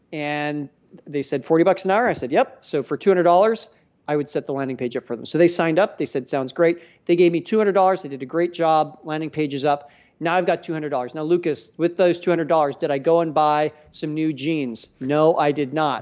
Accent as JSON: {"language": "English", "town": "Edmonton", "region": "Alberta", "country": "Canada", "said": "I'm a Canadian, too"}